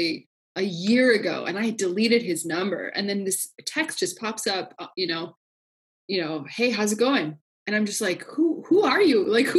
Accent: Kansas City, Kansas, United States; my like hometown, like where I grew up. KCK Wyandotte County

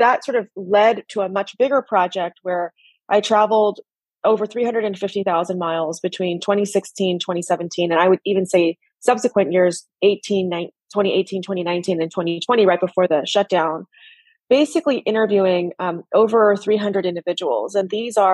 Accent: United States; I was born in the U.S., raised in the U.S.

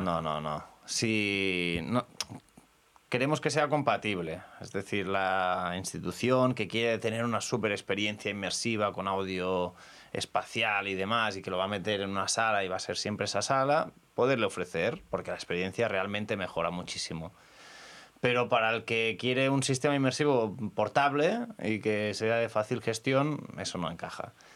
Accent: L'Estartit, Catalonia, Spain; soy del Estartit, eh, tenemos las Islas Medas ahí a, un kilómetro

